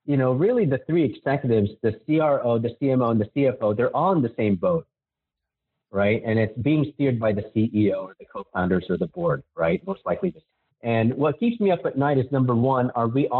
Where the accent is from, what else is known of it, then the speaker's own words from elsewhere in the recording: Manila, Metro Manila, Philippines; now in United States; I was born and raised in Manila in the Philippines. And I came to America, obviously, with my parents.